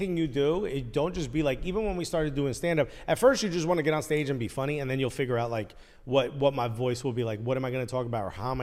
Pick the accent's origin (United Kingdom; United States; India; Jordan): United States; Newark, New Jersey; I'm born and raised in Newark